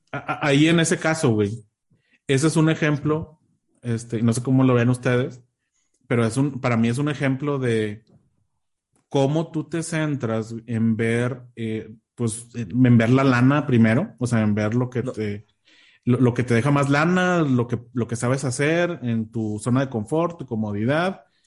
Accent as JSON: {"language": "Spanish", "country": "Mexico", "said": "teníamos acá en México"}